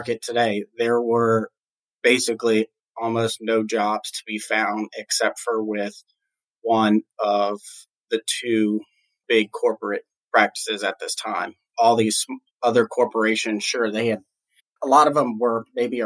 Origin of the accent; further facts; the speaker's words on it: New Orleans, Louisiana, United States; I was born and raised in New Orleans, Louisiana